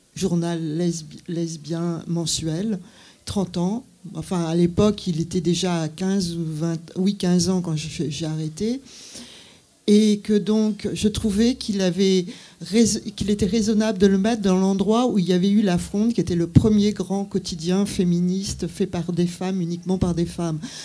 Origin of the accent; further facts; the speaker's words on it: Brittany, France; moved away; also born or lived in Paris; je venais de Bretagne